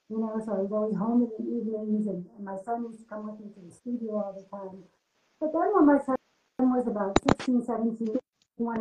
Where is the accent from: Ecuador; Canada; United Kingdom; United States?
United States; moved away as an adult; now in Germany; I'm an American actress living and working in Germany. I came for love, not my career